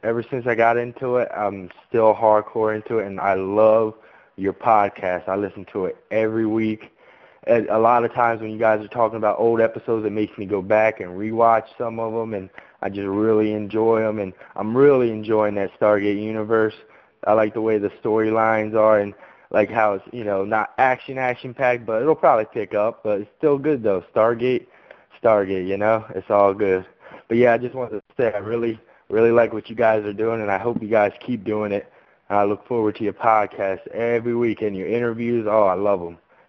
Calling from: New Jersey, United States; I'm calling from New Jersey.

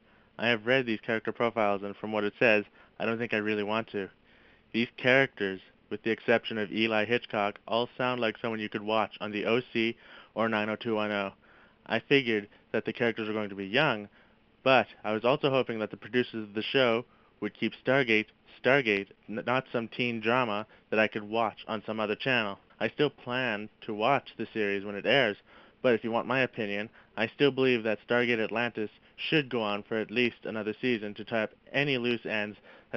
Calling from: Topley, British Columbia, Canada; I'm calling from Topley, British Columbia

